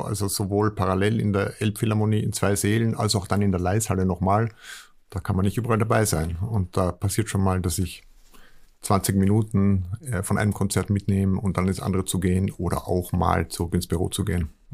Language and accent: German; Vienna, Austria; now in Hamburg, Germany; als Österreicher und vor allem Wiener